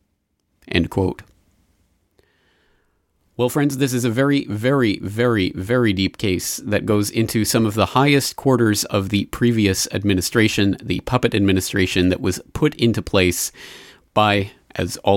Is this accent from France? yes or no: no; Canada; now in Japan; as a Canadian citizen living here in Japan